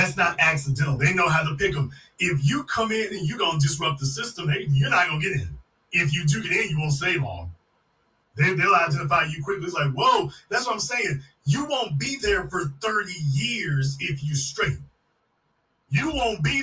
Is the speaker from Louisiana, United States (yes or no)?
yes; Louisiana, United States; I'm from Louisiana, and I'm telling you, as someone from Louisiana